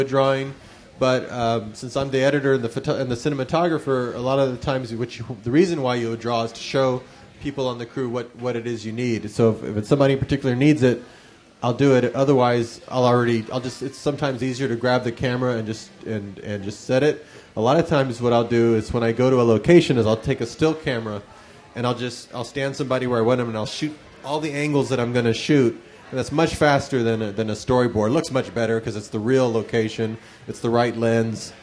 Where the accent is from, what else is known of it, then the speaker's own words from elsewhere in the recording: San Antonio, Texas, United States; also born or lived in Austin; I went to the University of Texas in Austin because I grew up in San Antonio.